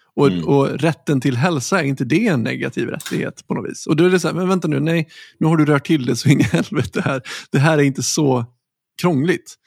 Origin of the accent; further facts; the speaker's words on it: Sweden; som svenskar